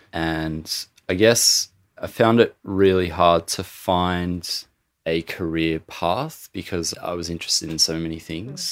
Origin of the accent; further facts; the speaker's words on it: Gippsland, Victoria, Australia; I'm Aboriginal, I'm from Gippsland, Gunai and Monero